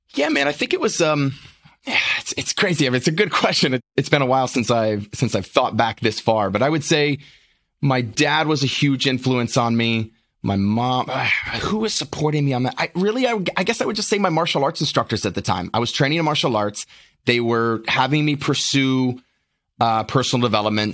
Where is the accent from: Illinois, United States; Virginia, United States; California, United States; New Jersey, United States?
Virginia, United States; Lynchburg; born and raised in Lynchburg, Virginia